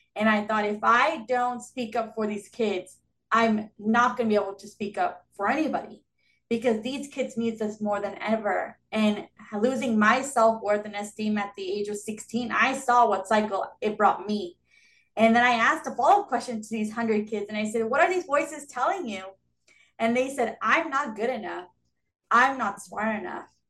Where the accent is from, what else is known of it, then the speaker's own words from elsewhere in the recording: Southern California, United States; I've been born and raised in Southern California. Um, never left.